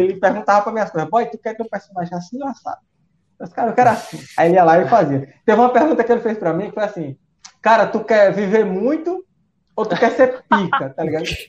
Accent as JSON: {"language": "Portuguese", "region": "Paraíba", "country": "Brazil", "said": "eu nunca saí da Paraíba, tá ligado? Nunca viajei pra outro lugar"}